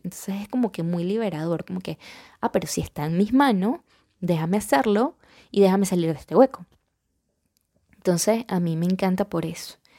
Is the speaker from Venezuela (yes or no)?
yes; Venezuela